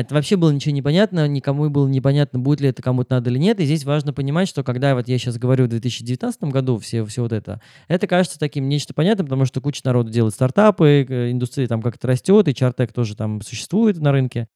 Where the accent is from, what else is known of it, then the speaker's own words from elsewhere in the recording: Moscow, Russia; moved away as an adult; я родился в Москве